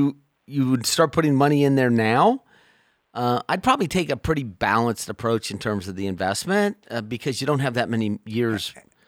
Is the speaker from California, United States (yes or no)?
yes; Sacramento, California, United States; I am from Sacramento, and I am my children attended faith-based schools in Sacramento.